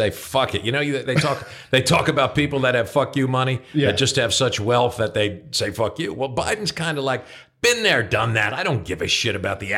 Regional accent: New Jersey, United States; moved away; I'm from New Jersey

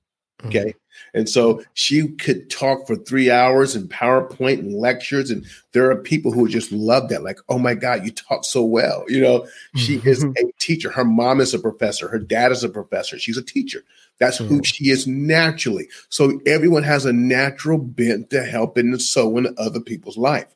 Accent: United States; I'm an American

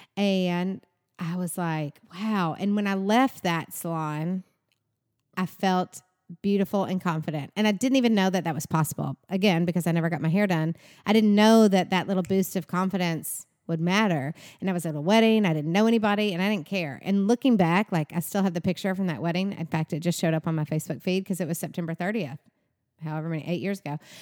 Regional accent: Bowling Green, Kentucky, United States; moved away as an adult; now in Nashville, United States; I'm from Bowling Green, Kentucky

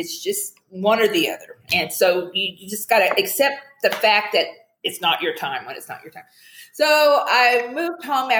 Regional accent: the Ozarks, United States; moved away as an adult; also born or lived in California; now in Henderson, United States; I'm a hillbilly from the Ozarks and I live in Henderson, Nevada, a suburb of Las Vegas.

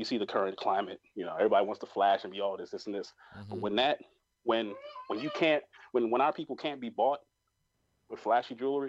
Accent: New York, United States; I'm from New York

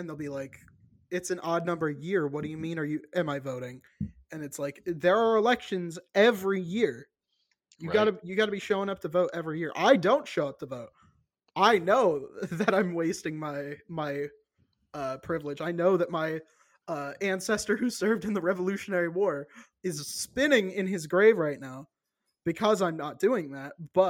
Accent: Virginia, United States; I say, oh, I'm from Virginia. And they're like, oh, so you're still there? I'm like, no, I'm in Illinois now.

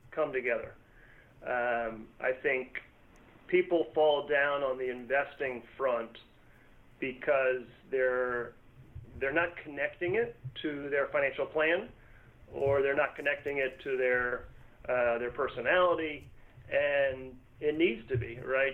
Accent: Northern Virginia, United States; born and raised in Northern Virginia

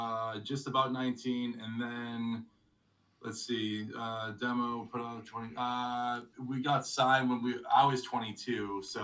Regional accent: Newton, Massachusetts, United States; moved away as an adult; now in Milwaukee, United States; So I grew up in Newton.

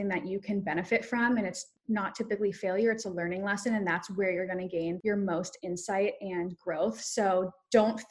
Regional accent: South Africa; I'm South African. I was born in South Africa. My whole family is

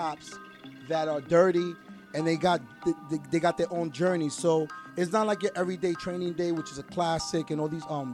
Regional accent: New York City, New York, United States; I'm from the Bronx, born and raised.

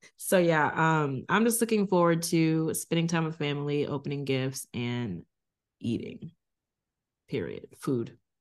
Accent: Virginia Beach, Virginia, United States; also born or lived in Tulsa, Oklahoma; I was born in Tulsa, Oklahoma, but I grew up in Virginia Beach

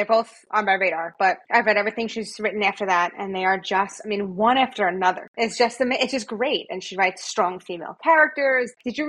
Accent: New Jersey, United States; Well, I'm born and raised in New Jersey.

